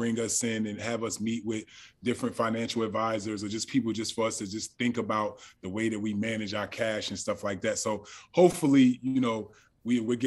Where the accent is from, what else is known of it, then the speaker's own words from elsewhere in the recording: Orange, New Jersey, United States; I grew up in Orange, New Jersey